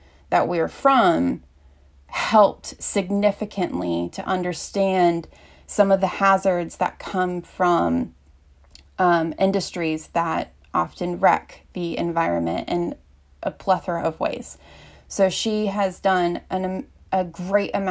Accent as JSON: {"language": "English", "town": "Asheville", "region": "North Carolina", "country": "United States", "said": "I'm from Asheville, North Carolina, so I'm kind of from a good area within Southern Appalachia"}